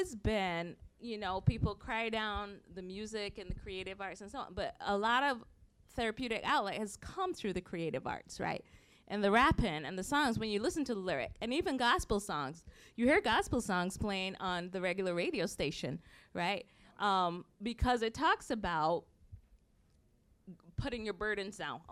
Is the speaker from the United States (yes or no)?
no; Barbados; moved away; growing up in Barbados, like black people, 95% were black